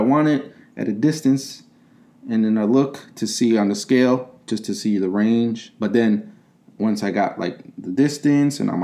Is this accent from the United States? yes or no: yes; Chicago, Illinois, United States; moved away; also born or lived in Okinawa; I was born and raised in Chicago, in the city, not in the suburbs